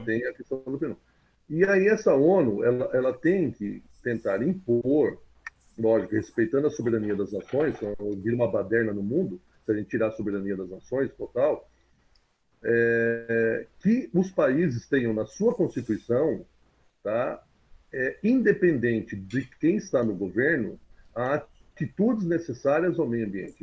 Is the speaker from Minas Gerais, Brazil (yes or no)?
no; Jabuticabal, São Paulo, Brazil; eu sou de Jabuticabal